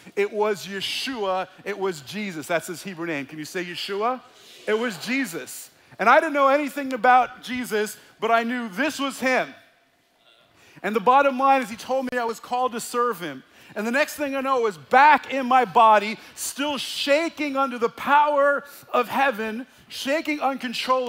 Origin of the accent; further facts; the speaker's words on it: United States; I grew up in the Holy Land, New Jersey, New York area, where there were more Jews than in Jerusalem